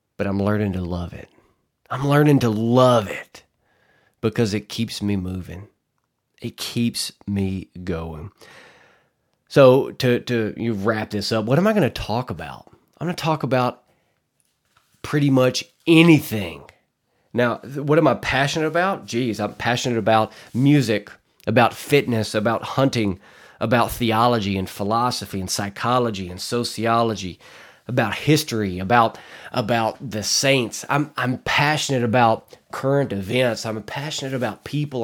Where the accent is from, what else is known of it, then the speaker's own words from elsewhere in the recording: Arkansas Delta, United States; I'm from Arkansas, born and raised in the Arkansas Delta.